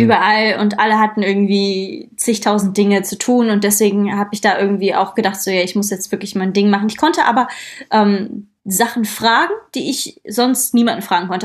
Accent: Krefeld, North Rhine-Westphalia, Germany; ich komme ja aus Krefeld und nicht aus Köln oder Düsseldorf

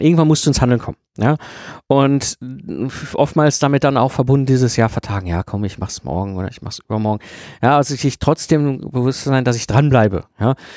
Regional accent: Germany; wir Deutsche

